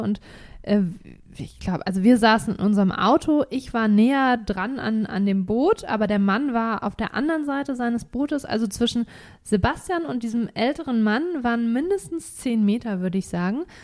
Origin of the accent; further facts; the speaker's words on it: Germany; bei uns in Deutschland